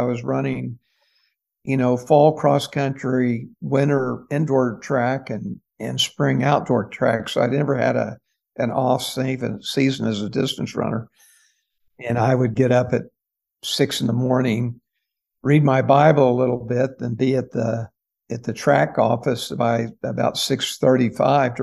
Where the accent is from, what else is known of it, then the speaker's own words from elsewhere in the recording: Tulsa, Oklahoma, United States; I grew up in Tulsa, Oklahoma